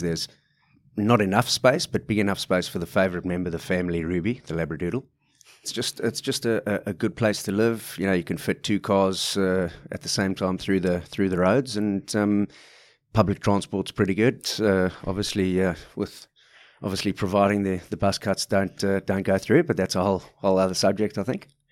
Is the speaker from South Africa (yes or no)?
yes; South Africa; moved away as an adult; also born or lived in London, United Kingdom / Rose Bay, Sydney, Australia; now in Sydney, Australia; as you could tell from my accent, I'm, I'm not from these parts for the last forty-four years, but, uh, left South Africa back in two thousand and two